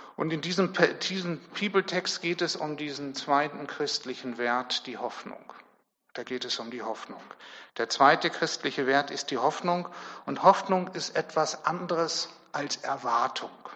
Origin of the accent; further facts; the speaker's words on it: Germany; Wir als Deutsche